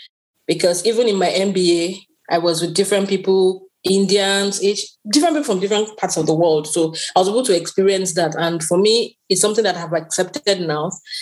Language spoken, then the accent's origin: English; South, Nigeria; We have the South. And I am from the South. Christine is from the eastern part of Nigeria. So we speak different languages, but we all unite with our Pidgin English.